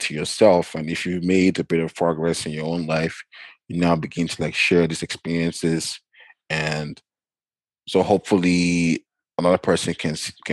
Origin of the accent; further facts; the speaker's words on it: Nigeria; now in Canada; growing up in Nigeria